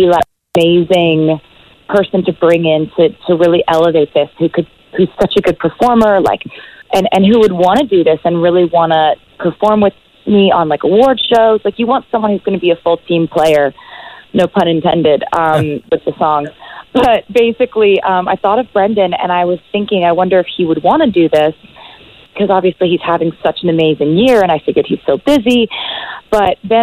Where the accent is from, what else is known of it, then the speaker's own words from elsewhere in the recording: Nashville, Tennessee, United States; I'm from Nashville